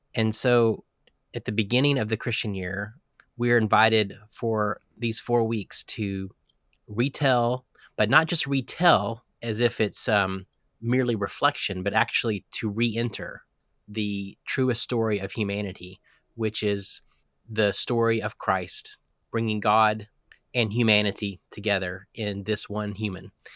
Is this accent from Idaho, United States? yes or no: no; Texas, United States; I'm a Texan. I was born in Texas into a pastor's family.